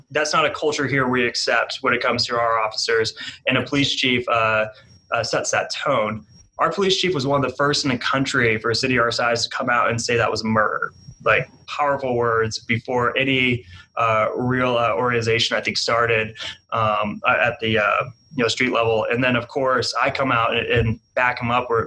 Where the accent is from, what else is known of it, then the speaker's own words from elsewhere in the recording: New England, United States; now in Wichita, United States; Like I I'm from New England. I got that New England like Patriots go to the Super Bowl every year.